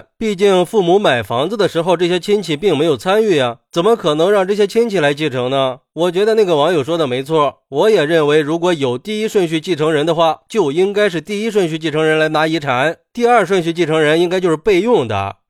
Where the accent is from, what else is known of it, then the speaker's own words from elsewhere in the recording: China; 我们中国人向来是重视亲情，法律意识都比较淡薄